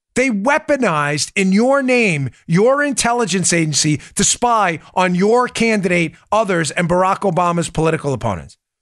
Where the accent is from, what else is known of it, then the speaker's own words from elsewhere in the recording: New York, United States; accent: New York; my New York accent